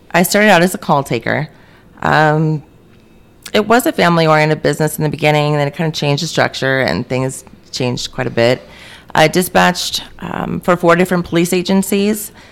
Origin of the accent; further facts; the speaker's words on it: Maryland, United States; moved away; moved to Maryland, which was my home state, for about 17 years.